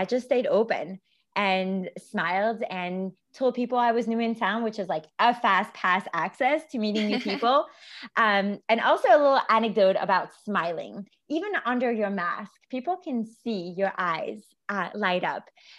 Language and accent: English; Belgium; moved away; when COVID hit, I was actually visiting my mom in Belgium. So I was back in my home country